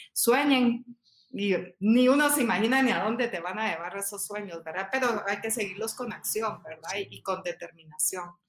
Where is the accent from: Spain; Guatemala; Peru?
Guatemala; como guatemaltecos